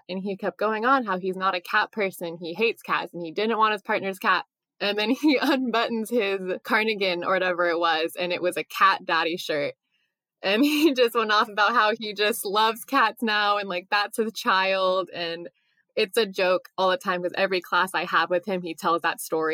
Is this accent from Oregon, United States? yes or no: yes; Seaside, Oregon, United States; I'm originally from Seaside, Oregon